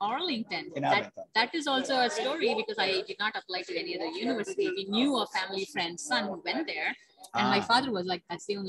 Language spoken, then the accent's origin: English; India; moved away; Yes, so I was born in India